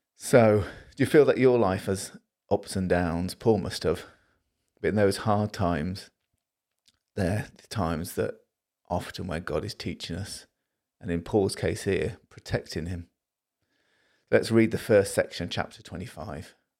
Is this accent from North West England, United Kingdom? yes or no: yes; Liverpool, North West England, United Kingdom; I'm from Liverpool